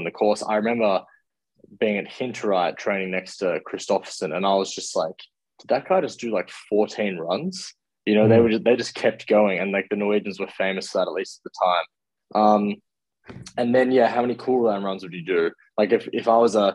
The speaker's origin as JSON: {"language": "English", "country": "Australia", "said": "as an Aussie racer"}